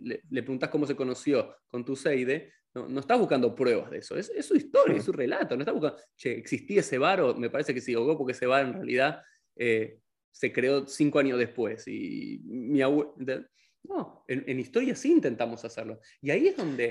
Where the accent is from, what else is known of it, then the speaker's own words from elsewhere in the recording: Argentina; soy argentino